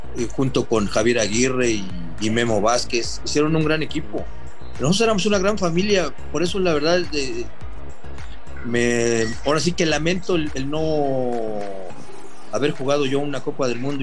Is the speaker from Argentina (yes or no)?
no; Mexico